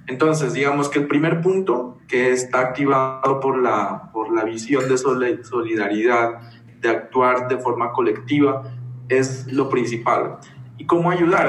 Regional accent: Kamëntšá people, Putumayo, Colombia; also born or lived in Brazil; now in Bogotá, Colombia; he participado como miembro activo del pueblo Camonchavilla

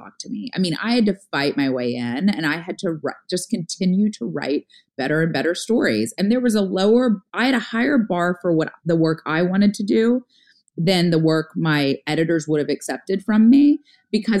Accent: the South, United States; as a girl growing up in the South

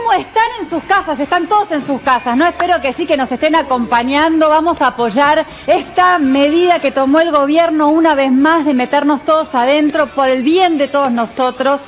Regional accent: Argentina; yo lo pido como ciudadana argentina

